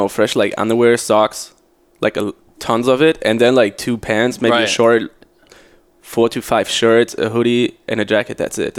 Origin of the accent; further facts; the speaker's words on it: Saarbrücken, Saarland, Germany; moved away as an adult; now in Berlin, Germany; I'm from Saarbrücken.